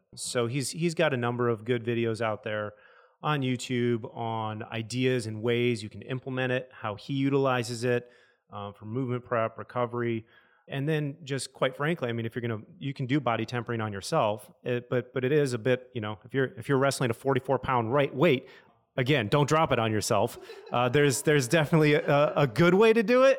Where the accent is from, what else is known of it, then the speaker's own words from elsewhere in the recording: Michigan, United States; moved away; I'm from Michigan, so we jump off bridges into rivers